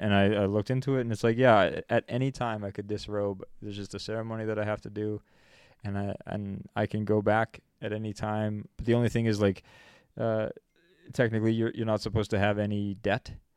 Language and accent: English; Canada; I'm twenty-two, and I'm from Canada